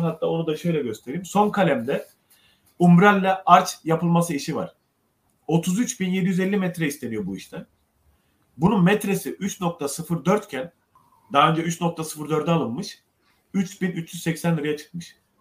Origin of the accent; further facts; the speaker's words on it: Ceyhan, Adana, Turkey; moved away; Memleketime, annemi babamı görmeye gittim Ceyhan'a.